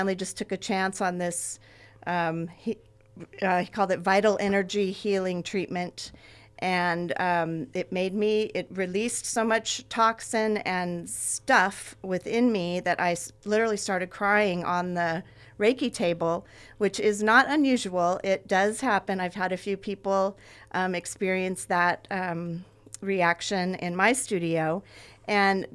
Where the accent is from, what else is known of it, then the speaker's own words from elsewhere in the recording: Ventura, California, United States; I grew up here. This is my hometown